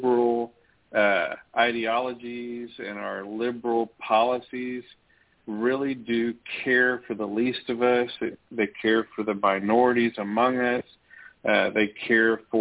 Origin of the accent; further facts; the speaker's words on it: Tyler, Texas, United States; I wanted to study how far and how deep did racism go in our hometown